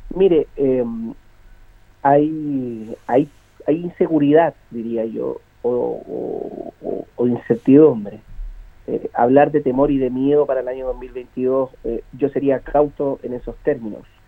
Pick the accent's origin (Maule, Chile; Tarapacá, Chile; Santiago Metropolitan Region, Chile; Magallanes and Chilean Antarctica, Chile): Maule, Chile; Linares; yo tengo 43 años, soy de Linares, voy a morir en Linares